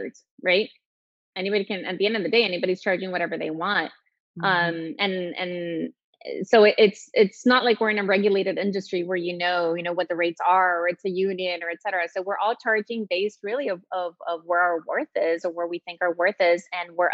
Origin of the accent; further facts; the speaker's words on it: El Salvador; moved away as an adult; also born or lived in Texas; I was born in Texas, but I grew up in El Salvador. My mom still lives there, and my sisters, and I left at 18